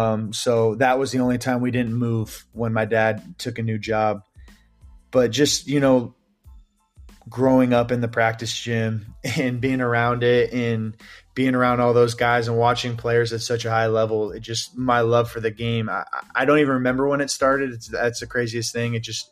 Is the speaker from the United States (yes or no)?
yes; Phoenix, Arizona, United States; born there; So I was born in Phoenix, Arizona.